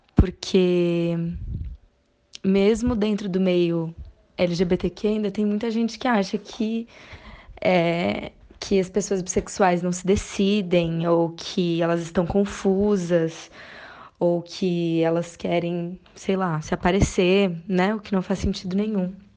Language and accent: Portuguese; Porto Alegre, Rio Grande do Sul, Brazil; now in São Paulo, Brazil; atualmente eu moro em São Paulo, mas sou de Porto Alegre, no Rio Grande do Sul.